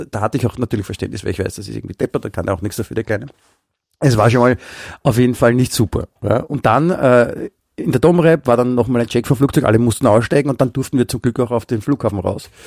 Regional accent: Germany; born there; weil ich ja ich bin in Deutschland geboren und habe, äh, also meine ganze Pappseite wohnt ja in Deutschland nach wie vor.

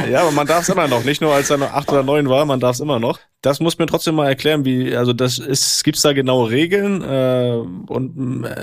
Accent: Germany; uns jetzt als Deutsche

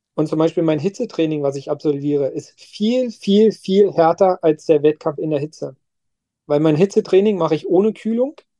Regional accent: Werder, Brandenburg, Germany; meiner Heimatstadt Werder

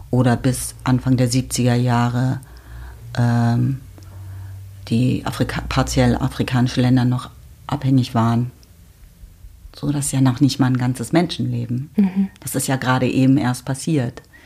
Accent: Berlin, Germany; gerade in Berlin seiend, was meine Heimat ist

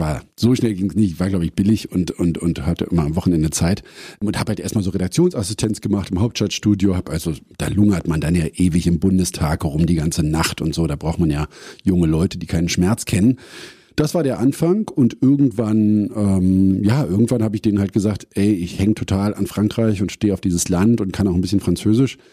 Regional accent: Berlin, Germany; ich bin davor ja in der Stargarder Straße aufgewachsen

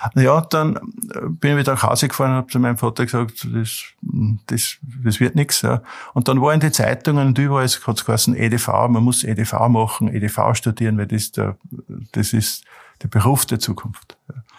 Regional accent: Mühlviertel, Upper Austria, Austria; durch meine Kindheit im Mühlviertel

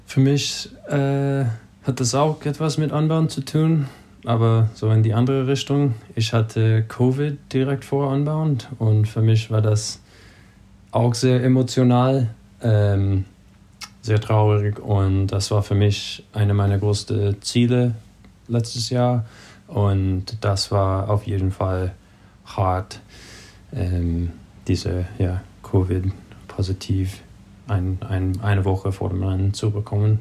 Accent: California, United States; German is a second language; mein Homebase, quasi mein Heimat, ist auf Sea Level hier bei uns in Kalifornien

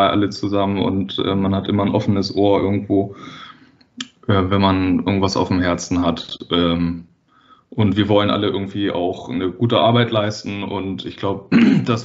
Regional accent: Wedel, Schleswig-Holstein, Germany; ich bin selber auch äh, in Wedel aufgewachsen, was ja auch ein, quasi so ein Elbvorort ist.

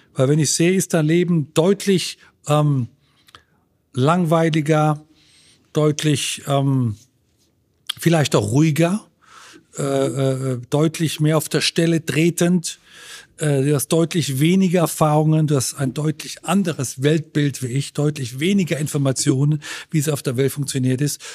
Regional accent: Germany; moved away as an adult; now in Italy; mag die deutsche Kultur und mag so meine Heimat

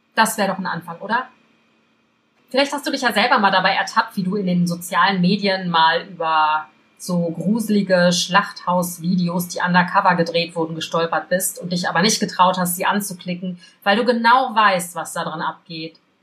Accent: Belgium; ich bin in Belgien groß geworden

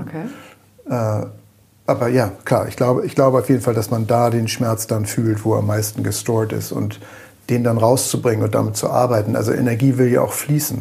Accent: Germany; als Deutsche

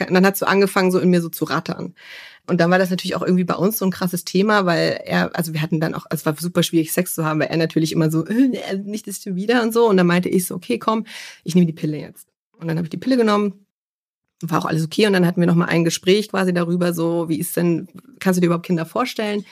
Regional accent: Munich, Bavaria, Germany; ich komme aus München

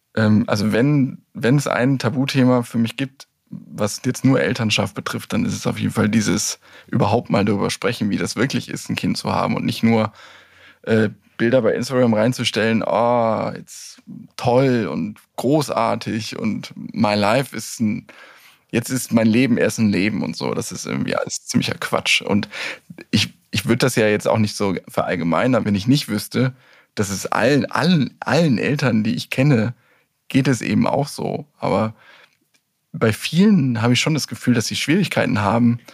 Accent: Germany; wir ja als Deutsche

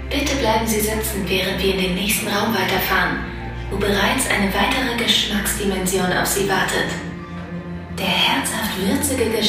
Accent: Austria; also born or lived in Switzerland; Österreicherin und habe sechs Jahre in der Schweiz gelebt.

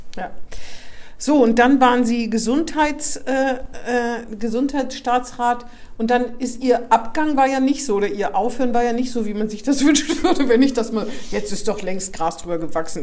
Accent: Northern Hesse, Germany; da, wo ich herkomme, in Nordhessen

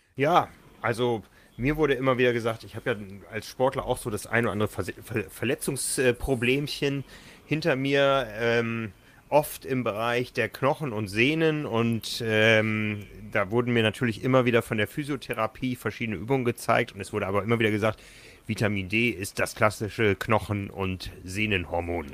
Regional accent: Hamburg, Germany; als Hamburger

